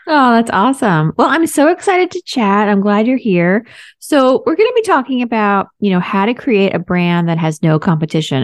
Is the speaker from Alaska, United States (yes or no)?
no; New York, United States; I'm from here. I was born here